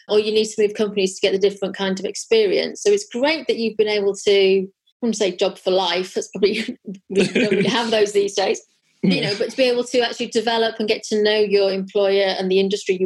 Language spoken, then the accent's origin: English; Wales, United Kingdom; also born or lived in Birmingham; now in London, United Kingdom; I'm from a small village in Wales